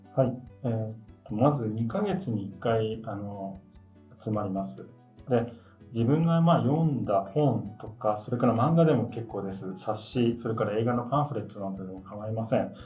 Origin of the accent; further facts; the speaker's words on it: Yokohama, Kanagawa, Japan; now in Tokyo, Japan; 出身は、えー、横浜ですが、今はあの都内に家族と住んでおります